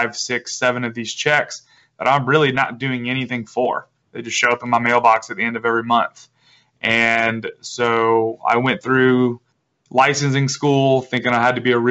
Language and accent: English; Charleston, South Carolina, United States; I'm from Charleston, South Carolina.